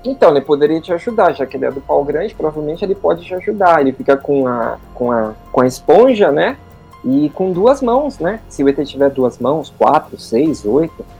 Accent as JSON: {"language": "Portuguese", "country": "Brazil", "said": "a gente é do Brasil"}